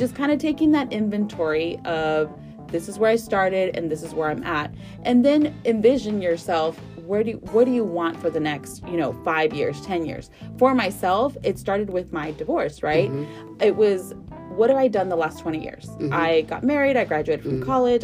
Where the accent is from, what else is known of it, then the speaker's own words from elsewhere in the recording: Houston, Texas, United States; I'm from Northside here in mm-hmm. Houston